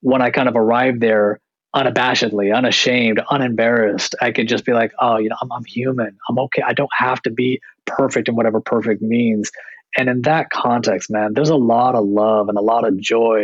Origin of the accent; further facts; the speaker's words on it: United States; also born or lived in Canada; growing up in America, being born in Canada, but having family traditionally from India